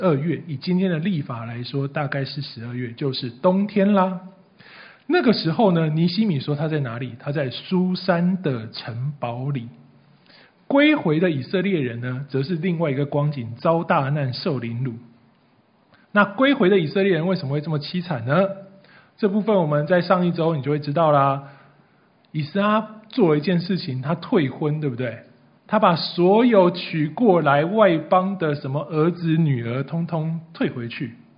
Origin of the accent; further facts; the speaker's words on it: Taiwan; 除非你今天是原住民呐，不然我们的祖先大概都是百年以前从隔壁中国大陆渡海到台湾来的。